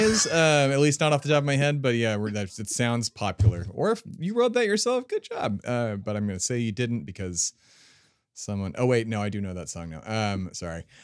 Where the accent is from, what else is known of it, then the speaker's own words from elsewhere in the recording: United States; I'm an American